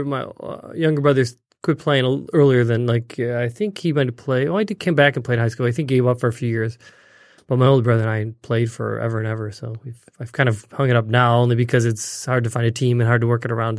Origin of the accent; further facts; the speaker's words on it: St. Clair Shores, Michigan, United States; also born or lived in Detroit; I was born in Detroit. Mm. So I'm, grew up in the suburbs of Detroit, St. Clair Shores, so pretty close. I've been in Michigan ever since.